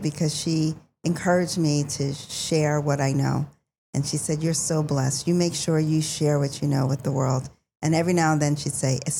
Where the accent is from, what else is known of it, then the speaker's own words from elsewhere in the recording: Philadelphia, Pennsylvania, United States; I was raised in Philadelphia, but I frequented New Jersey in Roselle, New Jersey.